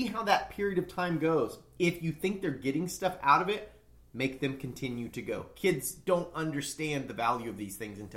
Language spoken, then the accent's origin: English; United States; I'm an American.